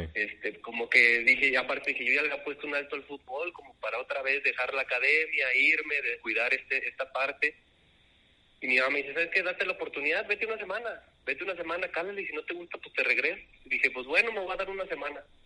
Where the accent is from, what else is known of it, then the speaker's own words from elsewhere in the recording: León, Guanajuato, Mexico; Soy de León, Guanajuato